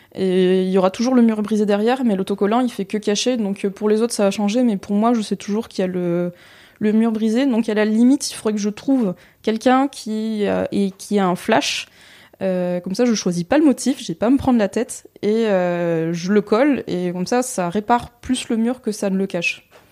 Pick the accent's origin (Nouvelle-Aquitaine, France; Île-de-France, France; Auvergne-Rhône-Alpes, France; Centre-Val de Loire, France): Centre-Val de Loire, France; Tours; je viens de Tours.